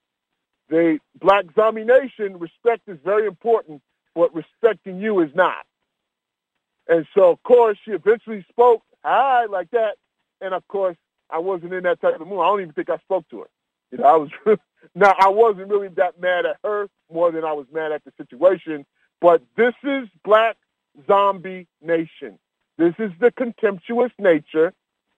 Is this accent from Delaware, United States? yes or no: no; New York, United States; moved away; But I'm from New York.